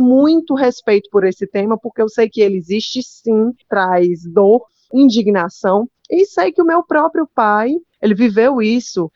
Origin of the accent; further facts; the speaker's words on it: Fortaleza, Ceará, Brazil; Eu sou de Fortaleza, né? inclusive, sou a única filha nordestina.